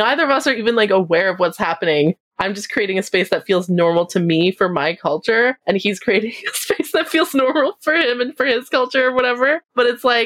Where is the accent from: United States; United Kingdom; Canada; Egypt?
Canada; I'm Canadian